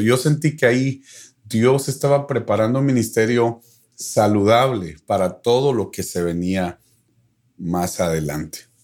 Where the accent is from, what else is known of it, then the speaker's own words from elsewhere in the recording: Guatemala; moved away as an adult; now in Dallas, United States; extraño mi tierra